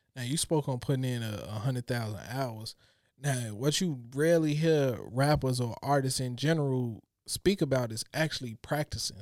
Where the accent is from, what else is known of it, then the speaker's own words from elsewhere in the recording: Chicago, Illinois, United States; growing up in Chicago, we always had to be hard